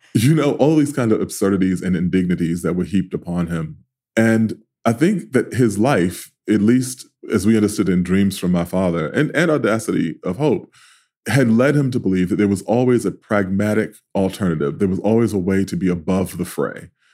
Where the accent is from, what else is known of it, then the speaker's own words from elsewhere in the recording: New York City, New York, United States; I grew up in South Jamaica.